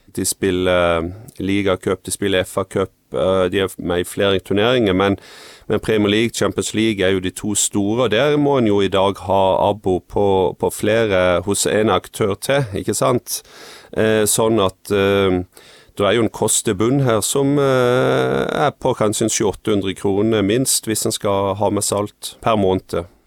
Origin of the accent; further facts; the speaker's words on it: Farsund, Agder, Norway; så kommer jeg fra, fra Farsund på Sørlandet